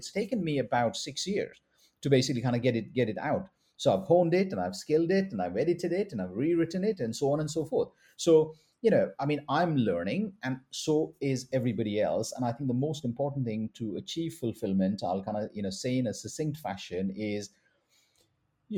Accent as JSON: {"language": "English", "country": "India", "said": "I'm a Indian doctor"}